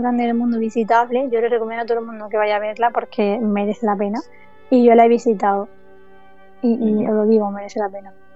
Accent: Pulpí, Andalusia, Spain; en Pulpí, que es mi pueblo

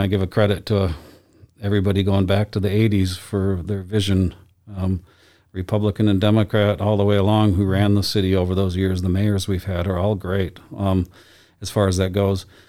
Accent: Lansing, Michigan, United States; now in Boise, United States; I grew up in, in Michigan in my hometown of Lansing

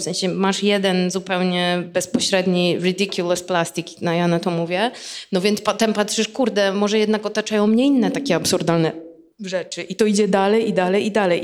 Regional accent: Płock, Masovian Voivodeship, Poland; now in Warsaw, Poland; z mojego rodzinnego miasta z Płocka

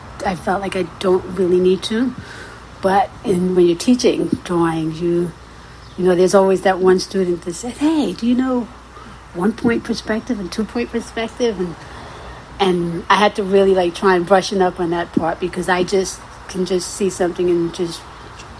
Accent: New York City, New York, United States; also born or lived in Guyana; growing up in South Jamaica

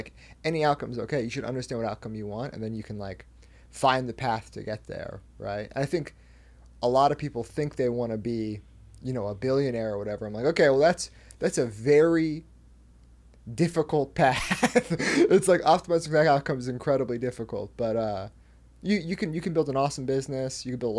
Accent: Northwest, United States; I often bring up, like, you know, I'm growing up in the Northwest in, like, throughout the 2000s

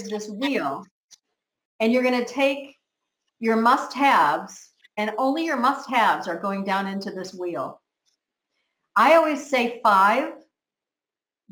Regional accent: United States; now in Spain; I'm from America. I'm in Spain on a little island

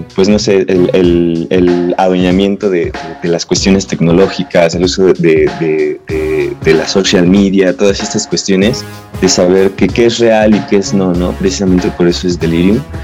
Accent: Toluca, State of Mexico, Mexico; Somos de aquí de Toluca

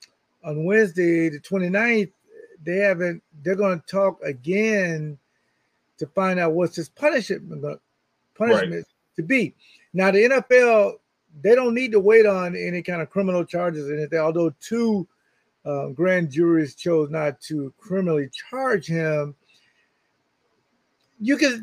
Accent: Jacksonville, Florida, United States; my hometown in Jacksonville, Florida

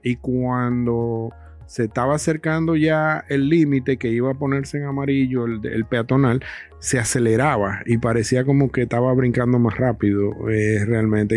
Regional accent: Dominican Republic; yo soy dominicano

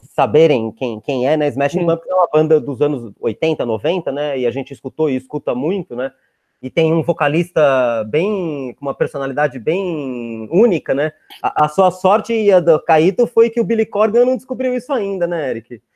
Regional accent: Brazil; como brasileiro

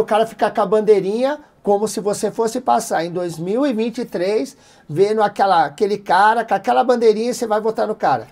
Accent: Capão Redondo, São Paulo, Brazil; saí do Capão Redondo, quando eu vi eu estava lá em Fort Lauderdale.

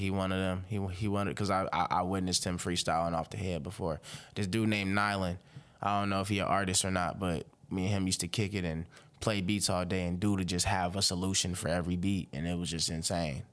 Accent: Robbins, Illinois, United States; now in Fort Wayne, United States; I reside in Fort Wayne, but I am from Robbins, Illinois. It's a small town outside Chicago

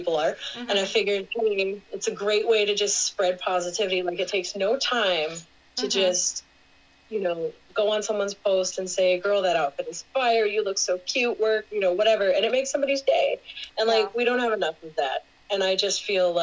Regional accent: Houston, Texas, United States; moved away as an adult; also born or lived in New Orleans, Louisiana; now in Syracuse, United States; I'm originally from Houston, Texas

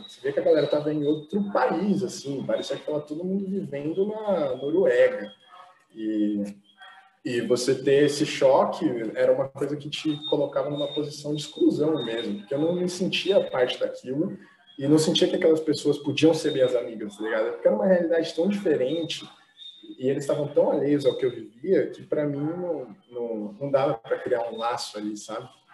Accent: São Paulo, Brazil; a gente sempre morou junto, sempre foi da Zona Leste. A gente morou em alguns lugares ali da, da Zona Leste

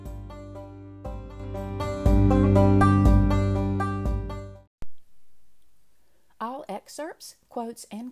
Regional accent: North Carolina, United States; we're both from North Carolina

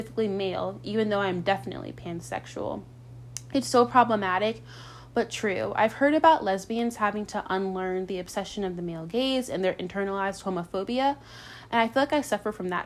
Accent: Charlottesville, Virginia, United States; moved away; I grew up in Charlottesville, Virginia.

